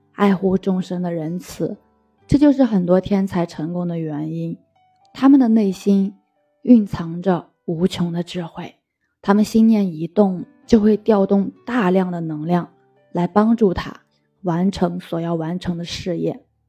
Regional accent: China; 我们中国人

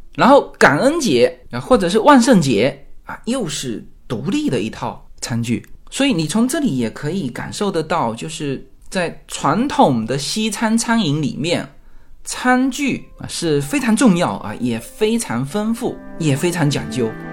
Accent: China; now in United States; 我们是华人，来美国之后

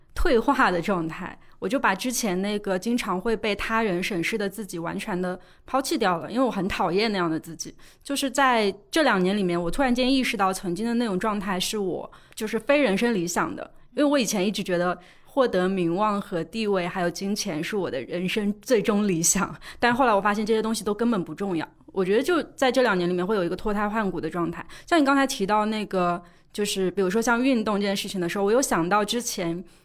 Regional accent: Suzhou, Jiangsu, China; 我是江苏人嘛，苏州人，我们那边有一个很重要的事情就是读书

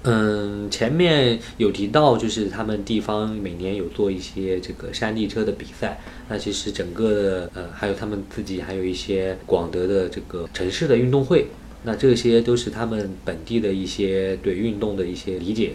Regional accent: Anhui, China; 因为我是安徽人

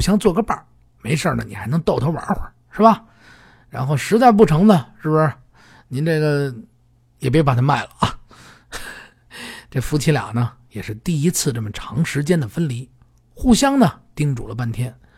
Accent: Beijing, China; 南城是我的故乡，生我养我、长我的地方。这个南城呢，呃，从小等那儿长大

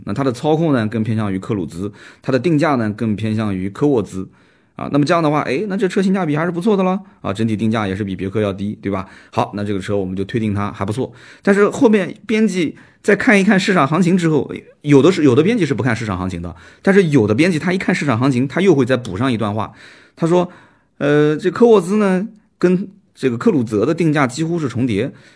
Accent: Nanjing, Jiangsu, China; accent: Nanjing dialect; 我们南京话讲的

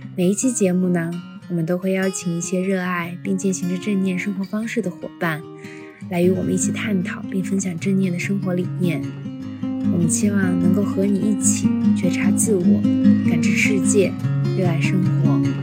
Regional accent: Xinjiang, China; 我从小在新疆出生，然后所以我的童年生活是比较放羊式的，在户外，呃，玩耍的时间特别多

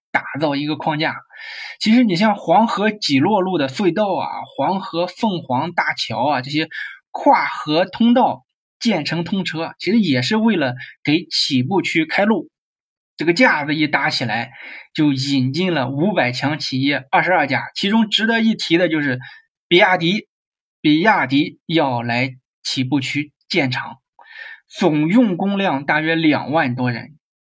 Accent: Shandong, China; 我也是山东人

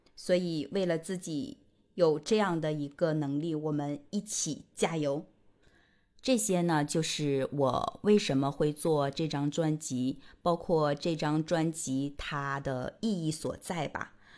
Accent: rural Northeast China, China; moved away as an adult; also born or lived in Beijing; 我呢是从东北农村走出来的姑娘

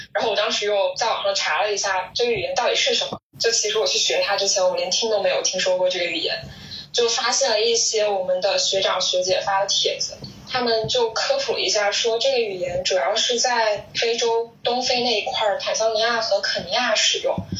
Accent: Shenzhen, Guangdong, China; 因为我是在深圳长大的，这边跨境电商特别发达

